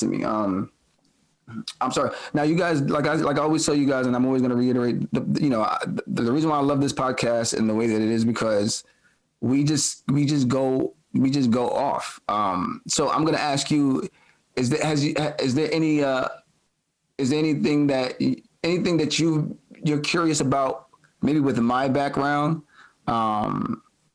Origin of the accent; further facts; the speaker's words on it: New York City, New York, United States; we come from Brooklyn in the 80s and 90s